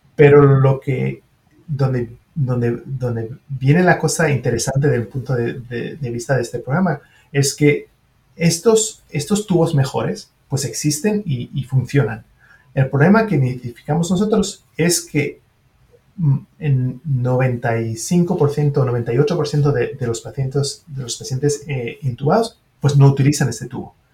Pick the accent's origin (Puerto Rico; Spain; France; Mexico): France; first language French; Spanish is a second language; also born or lived in Switzerland; now in United States; Una en Francia, obviamente es, mi lengua materna